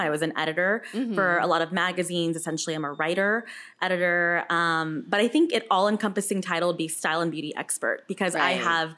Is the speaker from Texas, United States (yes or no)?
yes; Houston, Texas, United States; moved away as an adult; also born or lived in California; now in New York City, United States; growing up in Houston